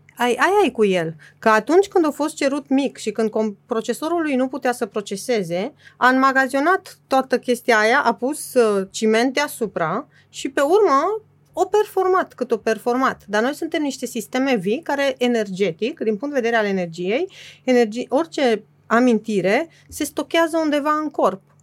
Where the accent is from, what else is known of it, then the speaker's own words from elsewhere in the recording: Transylvania, Romania; m-am născut în Transilvania și în, în mijlocul țării